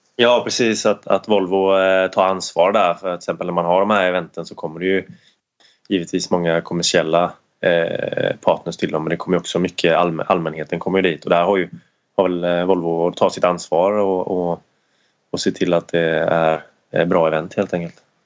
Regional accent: Sweden; som svensk

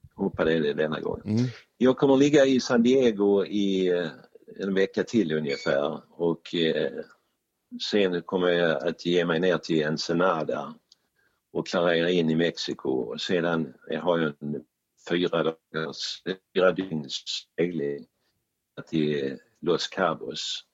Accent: Sweden; vi är svenskar

